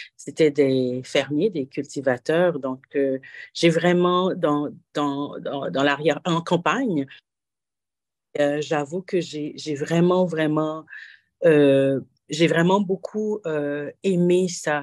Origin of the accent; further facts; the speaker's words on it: Haiti; moved away as an adult; also born or lived in Switzerland; now in Toronto, Canada; je suis né en Haïti et ça fait 18 hivers que, je suis euh, au Canada